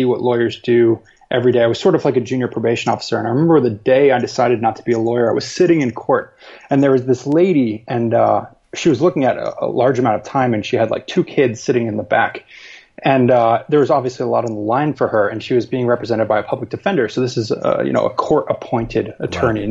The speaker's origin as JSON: {"language": "English", "region": "Rhode Island", "country": "United States", "tie": "born or raised there", "also_born_or_lived": "Boston, United States", "moved": "as an adult", "lives_now": "Asia (Hong Kong, Singapore, Thailand)", "said": "I grew up in Rhode Island"}